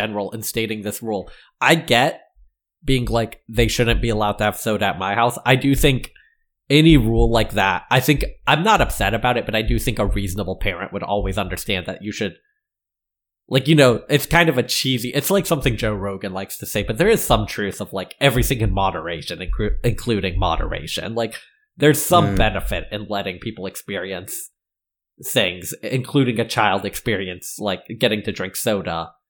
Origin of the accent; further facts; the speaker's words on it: France; I grew up in France, my friend.